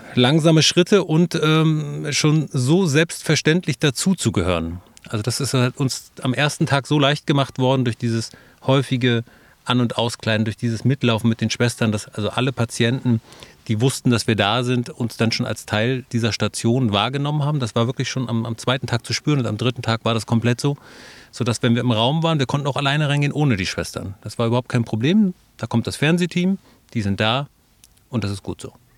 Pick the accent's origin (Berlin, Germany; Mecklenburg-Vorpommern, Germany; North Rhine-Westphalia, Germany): Mecklenburg-Vorpommern, Germany; Neubrandenburg; Also ich bin tatsächlich äh, gebürtiger Neubrandenburger, lebe da heute noch, arbeite da heute noch